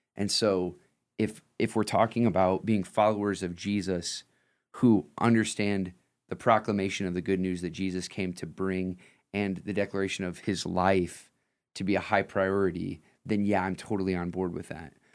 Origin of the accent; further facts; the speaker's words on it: Lima, Ohio, United States; I'm from Lima.